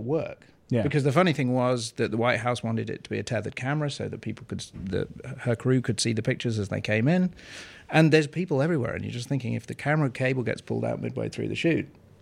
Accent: United Kingdom; moved away as an adult; now in United States; I am British.

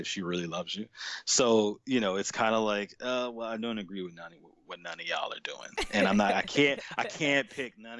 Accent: New York City, New York, United States; moved away; where I'm from in Brooklyn

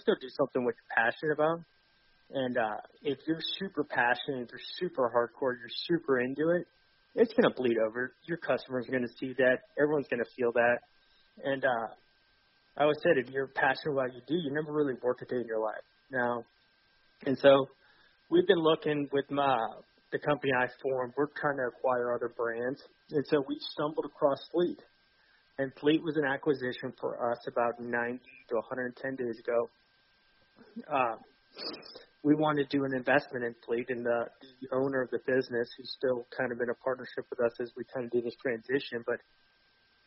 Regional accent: Georgia, United States; also born or lived in Atlanta; born and raised in Georgia. Grew up hunting, started hunting when I was at the age of 4 or 5 in South Georgia

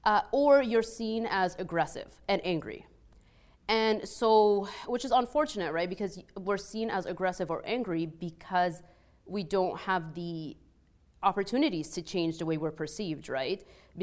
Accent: Egypt; accent: Egyptian; English is a second language; moved away; when I first moved here, people couldn't understand my accent, right? Like if you've ever heard like an Egyptian accent, it's very heavy.

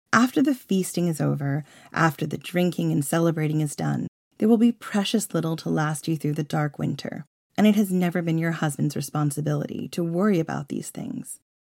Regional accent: Long Island, New York, United States; I grew up on Long Island.

